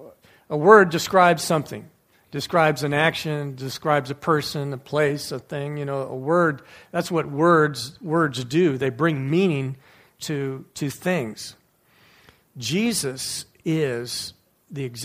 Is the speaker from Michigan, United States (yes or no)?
yes; Livonia, Michigan, United States; growing up in the American Baptist Church when I was in Livonia, Michigan